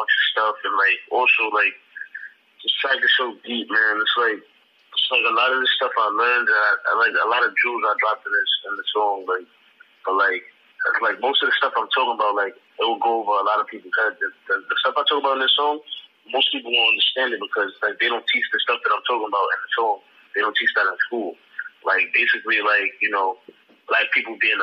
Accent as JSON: {"language": "English", "town": "New York City", "region": "New York", "country": "United States", "said": "I'm from the Bronx, man. Bronx, New York, BXOD"}